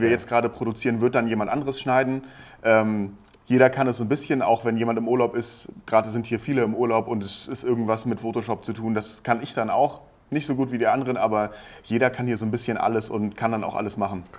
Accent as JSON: {"language": "German", "region": "Hamburg", "country": "Germany", "moved": "as an adult", "said": "ich komme eigentlich aus Norddeutschland, aus dem Raum Hamburg"}